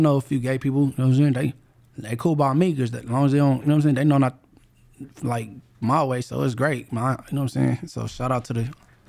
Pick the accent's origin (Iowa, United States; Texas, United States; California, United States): California, United States; Inglewood; Well, I'm from Inglewood family